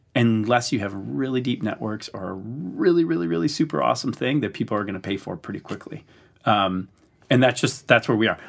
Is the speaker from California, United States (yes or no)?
no; Wisconsin, United States; moved away; I'd spend falls in my hometown of Wisconsin